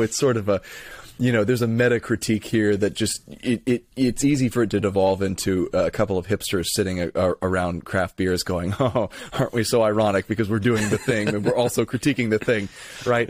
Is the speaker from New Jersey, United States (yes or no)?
no; Lithia, Florida, United States; I'm from, uh, Lithia, Florida.